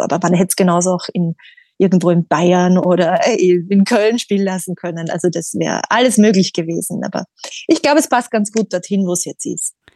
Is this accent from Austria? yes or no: yes; Austria; moved away as an adult; also born or lived in England; ich bin in Österreich groß geworden